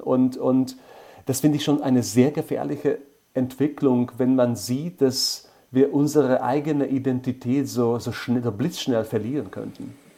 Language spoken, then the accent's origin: German; Bratislava, Bratislava Region, Slovakia; mit meiner Stadt, wo ich geboren bin und wo ich tatsächlich fast mein ganzes Leben lang lebe